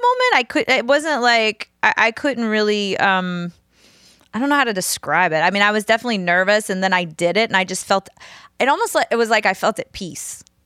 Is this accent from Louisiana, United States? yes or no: yes; New Orleans, Louisiana, United States; moved away as an adult; now in Nashville, United States; grew up in New Orleans, mostly Southern Louisiana, I moved to Nashville